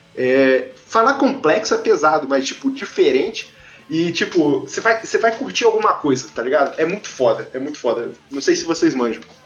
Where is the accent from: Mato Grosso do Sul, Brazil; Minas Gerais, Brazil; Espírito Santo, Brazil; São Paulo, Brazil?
Espírito Santo, Brazil; Vitória; eu sou nascido em Vitória, Espírito Santo.